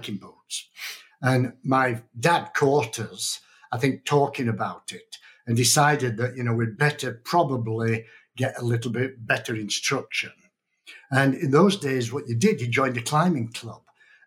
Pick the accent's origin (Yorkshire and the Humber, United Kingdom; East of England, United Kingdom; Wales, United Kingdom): Yorkshire and the Humber, United Kingdom; moved away as an adult; also born or lived in Canada; now in Reno, United States; I was born in Yorkshire in Northern England